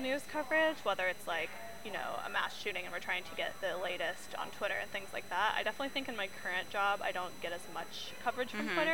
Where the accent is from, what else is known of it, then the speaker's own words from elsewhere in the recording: Iowa, United States; moved away; I'm from Iowa originally